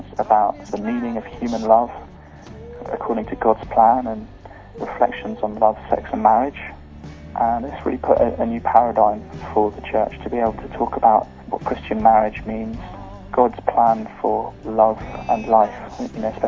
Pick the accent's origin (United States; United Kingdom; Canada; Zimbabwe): United Kingdom; I'm from the United Kingdom